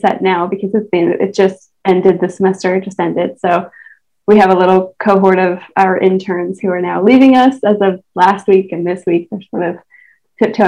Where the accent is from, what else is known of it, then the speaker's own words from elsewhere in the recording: Ottumwa, Iowa, United States; moved away; I grew up in Southeast Iowa. I'm from a town called Ottumwa